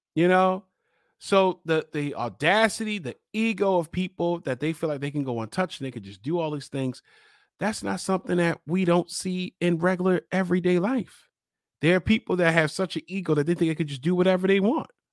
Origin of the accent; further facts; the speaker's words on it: Baltimore, Maryland, United States; I'm from Baltimore. I live in Baltimore